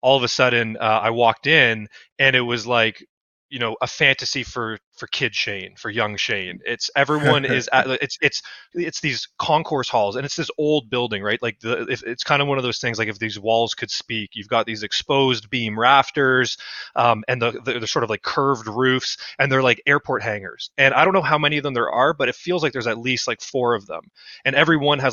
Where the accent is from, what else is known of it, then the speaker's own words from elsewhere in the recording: Toronto, Ontario, Canada; Toronto being born and raised from here